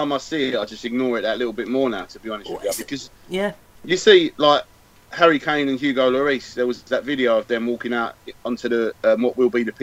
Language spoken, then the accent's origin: English; Kent, South East England, United Kingdom; Growing up in Kent